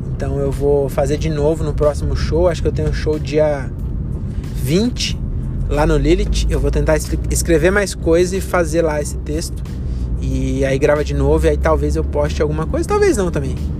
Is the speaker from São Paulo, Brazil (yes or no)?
yes; Francisco Morato, São Paulo, Brazil; Agora eu que sou de Morato